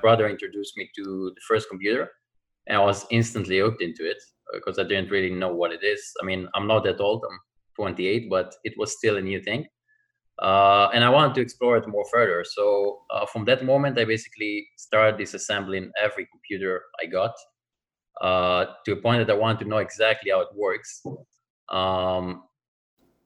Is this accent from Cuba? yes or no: no; Israel; I'm originally from Israel